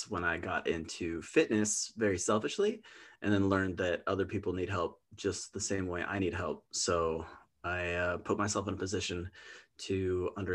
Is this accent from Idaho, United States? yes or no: yes; Twin Lakes, Idaho, United States; I grew up in Twin Lakes, which is just like a rock's throw away from Coeur d'Alene.